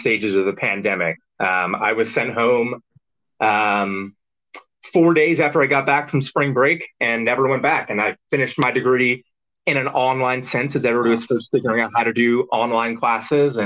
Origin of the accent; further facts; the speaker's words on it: Roanoke, Virginia, United States; moved away as an adult; now in Denver, United States; I grew up in Virginia in a city called Roanoke